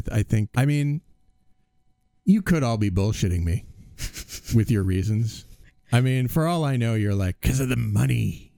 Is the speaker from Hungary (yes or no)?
no; Cape Cod, Massachusetts, United States; moved away; I grew up on Cape Cod. Beautiful place to grow up.